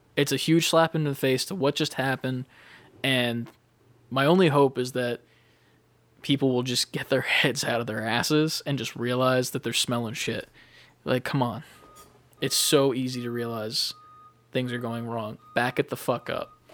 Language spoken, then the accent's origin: English; United States; we are American